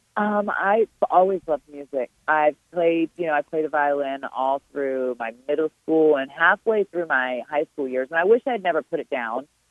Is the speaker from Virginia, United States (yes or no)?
yes; Richmond, Virginia, United States; it's here in my hometown. It's a, it's in my backyard